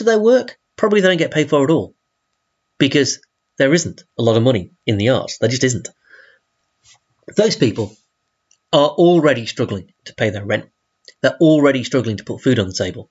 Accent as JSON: {"language": "English", "region": "Yorkshire and the Humber", "country": "United Kingdom", "said": "I'm from South Yorkshire."}